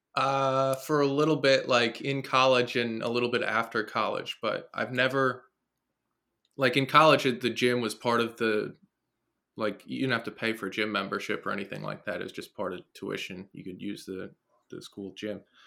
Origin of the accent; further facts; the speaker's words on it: New Jersey, United States; Born and raised in New Jersey